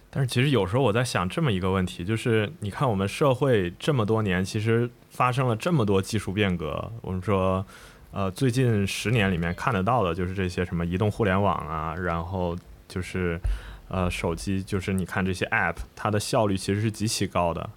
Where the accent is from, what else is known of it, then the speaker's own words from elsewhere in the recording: Shenzhen, Guangdong, China; 我小时候在这个深圳长大嘛